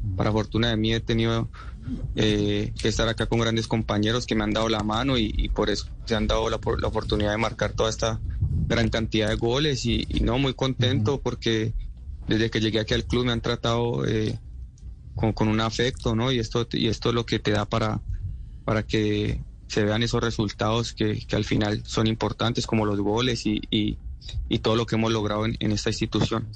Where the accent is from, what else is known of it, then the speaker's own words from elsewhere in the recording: Cali, Valle del Cauca, Colombia; moved away as an adult; now in Moldova; soy de Cali